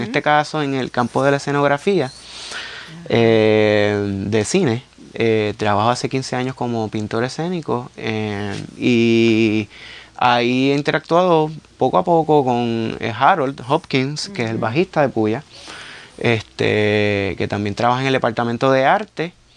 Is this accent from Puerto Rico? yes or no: yes; Carolina, Puerto Rico; como yo soy del pueblo de Carolina, pues estaba bien expuesto a murales desde bien chamaquito